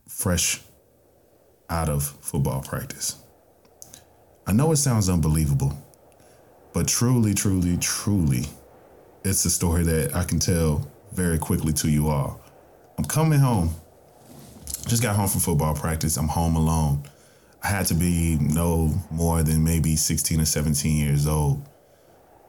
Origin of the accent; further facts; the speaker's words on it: Tennessee, United States; my home state of Tennessee